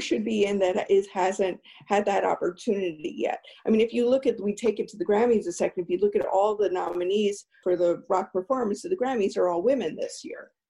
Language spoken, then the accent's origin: English; East Coast, United States; I grew up on the East Coast